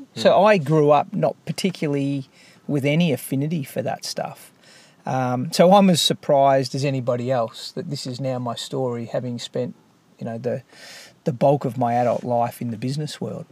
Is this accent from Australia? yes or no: yes; Melbourne, Victoria, Australia; I grew up in Melbourne